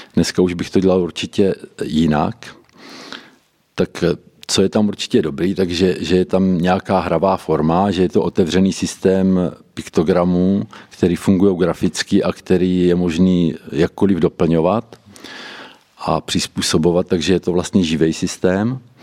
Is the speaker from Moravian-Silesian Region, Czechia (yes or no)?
no; Boskovice, South Moravian Region, Czechia; u nás v Boskovicích